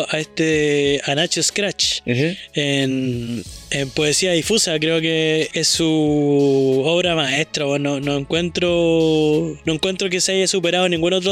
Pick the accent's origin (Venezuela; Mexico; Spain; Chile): Chile; Coyhaique, Aysén